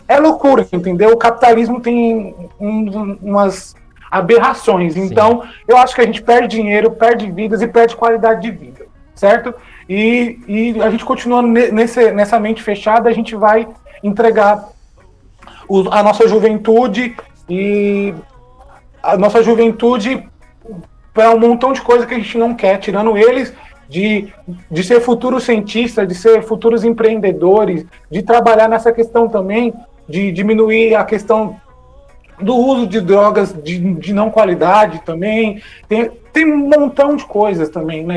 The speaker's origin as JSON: {"language": "Portuguese", "town": "Santana de Parnaíba", "region": "São Paulo", "country": "Brazil", "said": "eu sou de Santana de Parnaíba, aí na região metropolitana"}